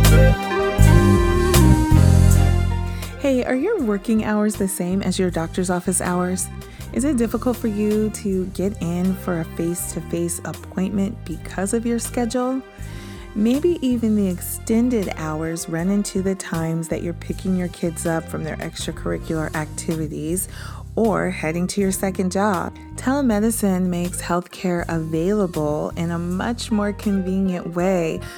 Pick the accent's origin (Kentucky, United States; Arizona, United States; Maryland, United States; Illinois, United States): Maryland, United States; Prince George's County; I was born in Prince George's County, Maryland